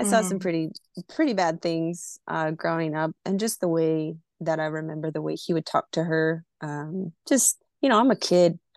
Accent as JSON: {"language": "English", "town": "Burlington", "region": "Vermont", "country": "United States", "tie": "born there", "said": "I was born in Vermont, in Burlington, Vermont, but um, I like to share the part that my mom was in the military and I was conceived in Iceland."}